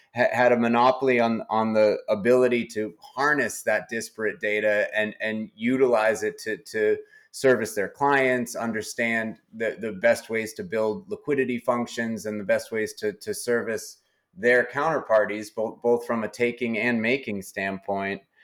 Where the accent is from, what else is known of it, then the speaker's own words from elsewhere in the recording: New Hampshire, United States; I was born and, and have spent most of my life in New Hampshire